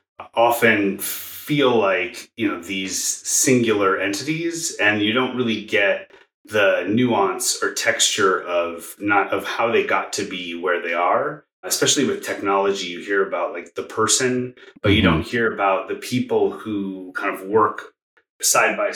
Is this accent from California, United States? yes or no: yes; Bay Area, California, United States; moved away as an adult; now in Tulsa, United States; I grew up in the Bay Area